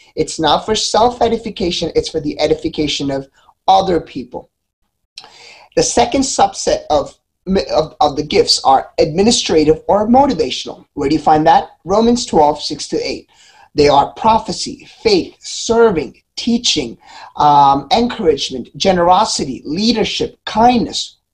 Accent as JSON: {"language": "English", "town": "Philadelphia", "region": "Pennsylvania", "country": "United States", "said": "I'm from Philly."}